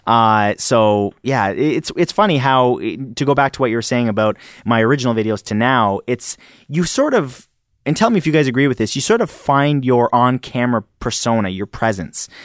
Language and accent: English; Canada; accent: Canadian; do you guys hear an accent the way I speak? 'Cause I'm Canadian